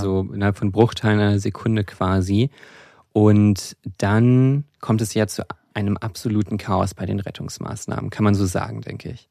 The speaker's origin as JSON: {"language": "German", "region": "Rhine-Main area", "country": "Germany", "tie": "born or raised there", "said": "Ich bin im Rhein-Main-Gebiet auch aufgewachsen, wo es bei Wiesbaden einen großen Stützpunkt der U S-Armee gab"}